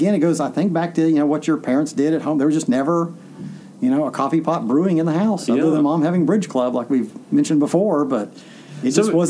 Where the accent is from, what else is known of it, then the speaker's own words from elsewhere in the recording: the South, United States; I'm being from the South